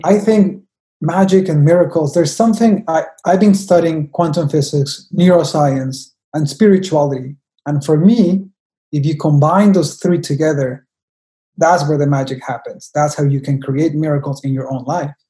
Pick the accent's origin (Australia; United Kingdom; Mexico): Mexico; I am from Mexico, I'm a Mexican